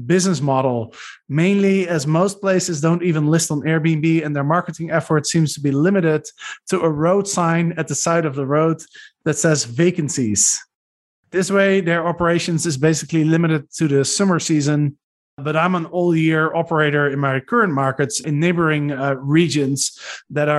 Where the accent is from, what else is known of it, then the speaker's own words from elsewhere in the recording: Arnhem, Gelderland, Netherlands; I grew up in Arnhem